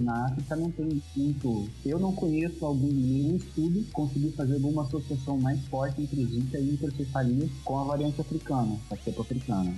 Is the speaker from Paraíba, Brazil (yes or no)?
no; Blumenau, Santa Catarina, Brazil; moved away as an adult; also born or lived in Florianópolis; now in Rio de Janeiro, Brazil; Um rapaz de cidade do interior, cidade pequena, eu sou de Blumenau